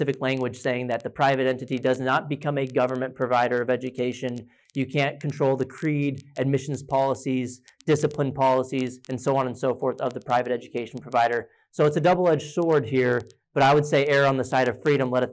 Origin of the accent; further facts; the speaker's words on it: Texas, United States; my home state in Texas